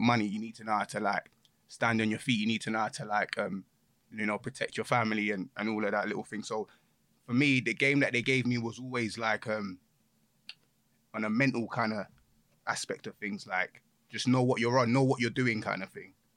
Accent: London, United Kingdom; I'm from Hackney originally

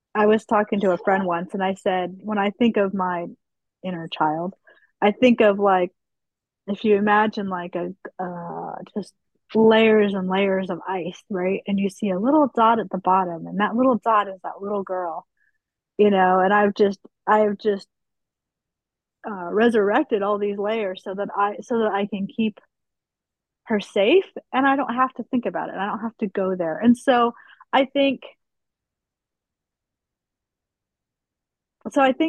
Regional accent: Utah, United States; moved away; also born or lived in Pennsylvania, near Philadelphia; when we moved from Utah to Pennsylvania, near Philadelphia

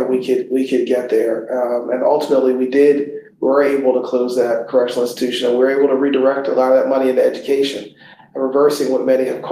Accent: Philadelphia, Pennsylvania, United States; I grew up in North Philadelphia

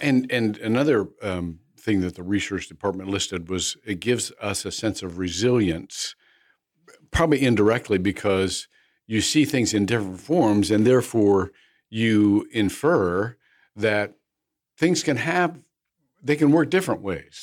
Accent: Midwest, United States; I grew up in the Midwest where you know, working men just had meat and taters

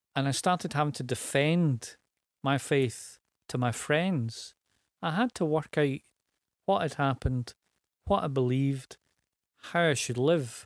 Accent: Glasgow, Scotland, United Kingdom; East End of Glasgow. Grew up in a tenement.

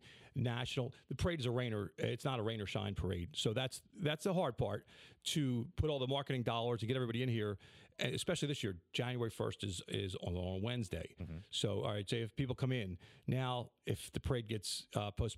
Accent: Philadelphia, Pennsylvania, United States; I was born and raised in Southwest Philadelphia

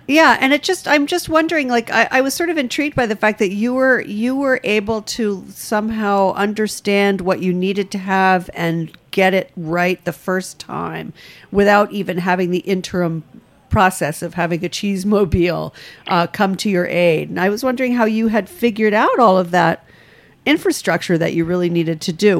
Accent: rural Rhode Island, United States; I grew up in rural Rhode Island

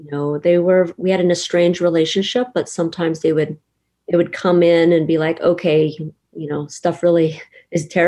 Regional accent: San Jose, California, United States; also born or lived in Monterey; I'm from San Jose, then I moved to Monterey

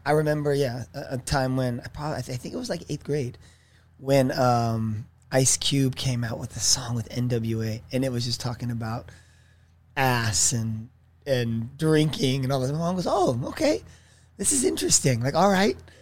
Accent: Irvine, California, United States; also born or lived in Torrance / Oceanside; growing up in Irvine

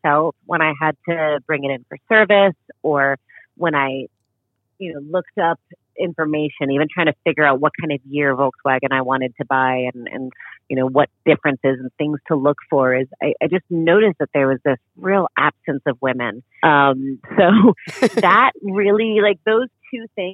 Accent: New York, United States; I grew up just outside of New York City

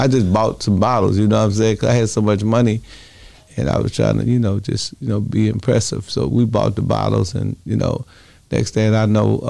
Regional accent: Chicago, Illinois, United States; now in Milwaukee, United States; I think it kind of upset a lot of my brothers in Chicago, but I'm from Chicago. So, but you know, I'm a Milwaukee dude.

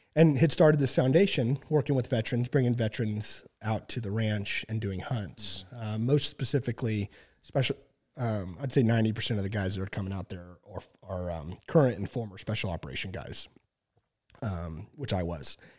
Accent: Southwest Missouri, United States; work school down in Southwest Missouri. Um, it's actually where, my hometown

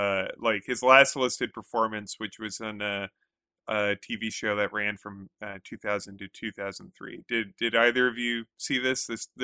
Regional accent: Connecticut, United States; I am from Connecticut.

